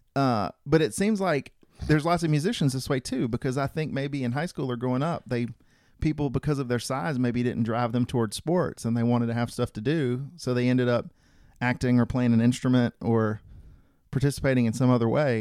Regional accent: rural Georgia, United States; I'm sort of a rural Georgian, I mean, I grew up in rural Georgia

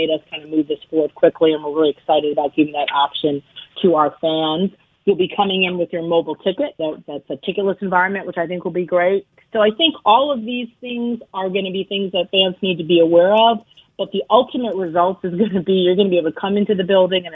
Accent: Baltimore, Maryland, United States; also born or lived in Ohio; now in Charlotte, United States; I'm from Baltimore. I grew up in Baltimore.

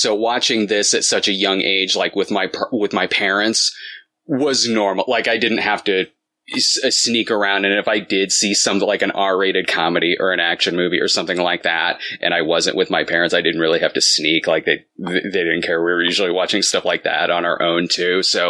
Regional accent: central Illinois, United States; Like I'm not from Chicago, but I'm from Illinois, central Illinois.

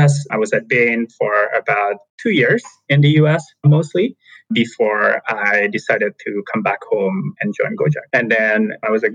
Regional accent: Jakarta, Indonesia; moved away as an adult; now in United States; I was born and raised in Jakarta, Indonesia

